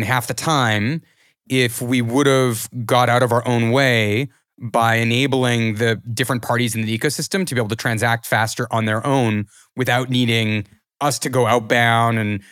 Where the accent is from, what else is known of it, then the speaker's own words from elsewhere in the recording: Canada; as Canadian founders